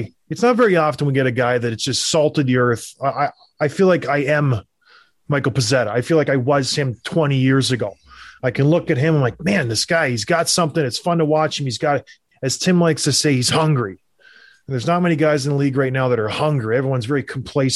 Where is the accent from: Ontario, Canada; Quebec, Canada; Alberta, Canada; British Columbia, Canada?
Ontario, Canada; St. Catharines; I'm from St. Catharines